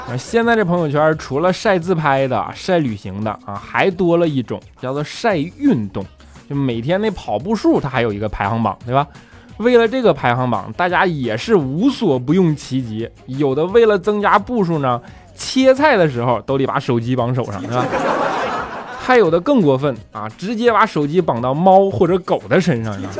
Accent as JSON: {"language": "Chinese", "region": "Northeast China", "country": "China", "said": "东北那嘎咱都用方言拜是不是？"}